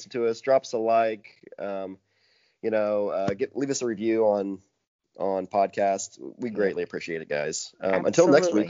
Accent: Vincennes, Indiana, United States; also born or lived in Brown County, Indiana; my hometown of Vincennes, Indiana

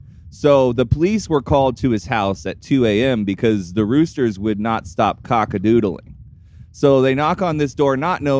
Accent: Indiana, United States; now in Florida, United States; I'm from the Hoosier State, and we don't know how to say the words filet mignon.

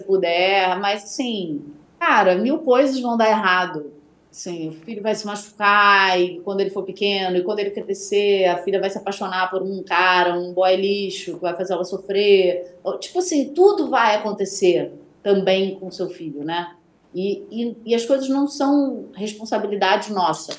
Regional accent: Bahia, Brazil; eu sou baiana

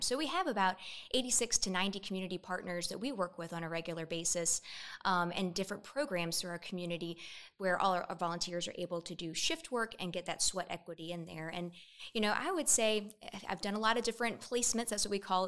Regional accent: Columbia, South Carolina, United States; also born or lived in Durham, North Carolina; I'm from Columbia, grew up here

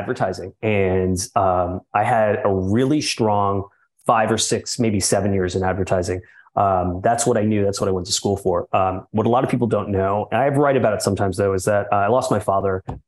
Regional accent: New York City, New York, United States; I'm born and raised in New York City, which I'm very much proud of. Spent the first 40 years of my life growing up in Manhattan.

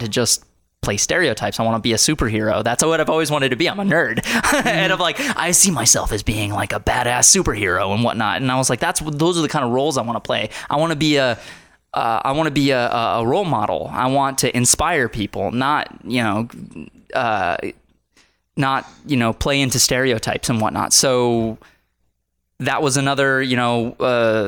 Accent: United States; born and raised in America

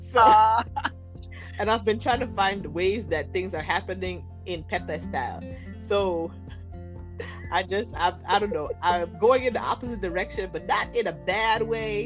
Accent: Nigeria; accent: Nigerian; my Nigerian accent

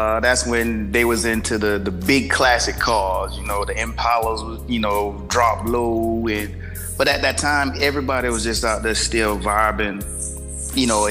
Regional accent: Sanford, Florida, United States; born or raised there; also born or lived in DMV (Washington, D.C. area); now in Washington, D.C. area, United States

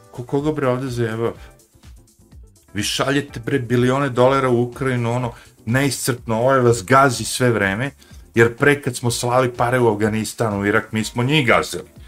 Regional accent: Smederevo, Podunavlje District, Serbia; moved away as an adult; also born or lived in New Jersey / New York; ona je bila kod nas, u Smedrevu neko vreme, nekoliko mjeseci

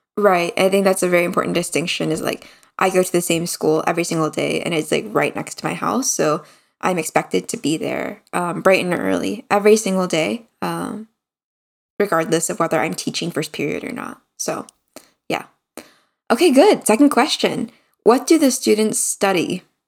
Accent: United States; moved away as an adult; now in South Korea; being an American

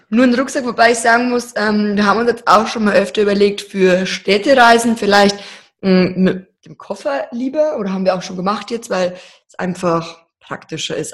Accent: Deggendorf, Bavaria, Germany; wir kommen ja aus Deckendorf, aus Niederbayern

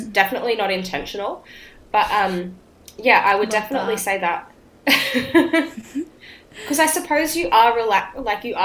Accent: Brisbane, Queensland, Australia; moved away; I went home back to my home state in Queensland

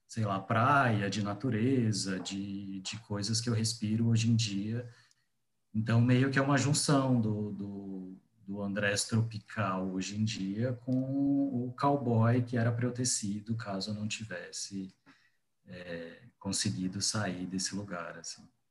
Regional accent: Guaraçaí, São Paulo, Brazil; moved away as an adult; also born or lived in Paraná; now in São Paulo, Brazil; Eu saí de Guaraçaí com 19 anos e fui morar no Paraná para fazer faculdade de design.

